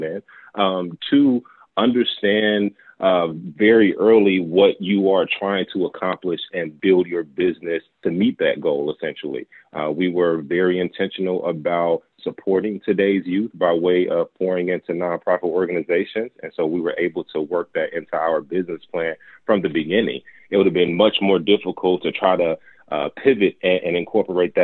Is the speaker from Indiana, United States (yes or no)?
yes; Gary, Indiana, United States; moved away; I'm originally from Gary, Indiana.